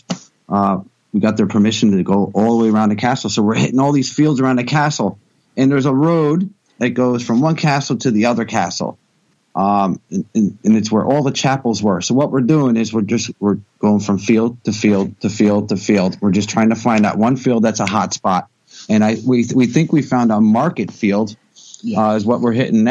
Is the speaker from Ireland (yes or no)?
no; United States; now in Wales, United Kingdom; I'm from the States, but I never detected in the States. I started detecting when I came over here